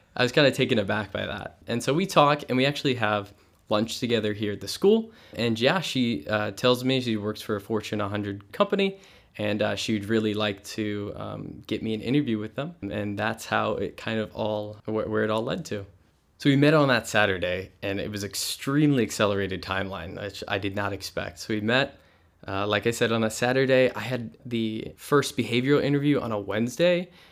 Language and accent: English; Hillsboro, Missouri, United States; I'm from Hillsboro, Missouri